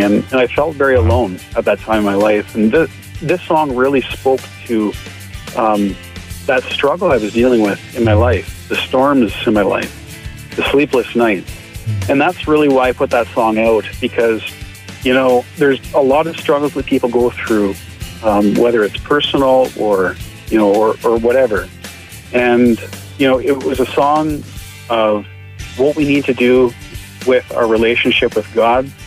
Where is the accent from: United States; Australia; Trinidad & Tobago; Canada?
Canada; Barrie, Ontario; moved away as an adult; now in Alberta, Canada; I grew up in Barrie, Ontario